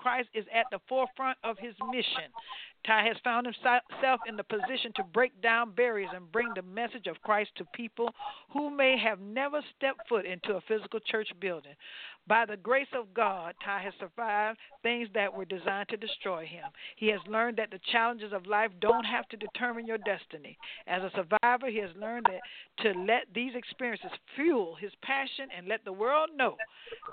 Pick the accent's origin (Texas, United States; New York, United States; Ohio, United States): Ohio, United States; Cleveland; also born or lived in West Palm Beach, Florida; I'm from Cleveland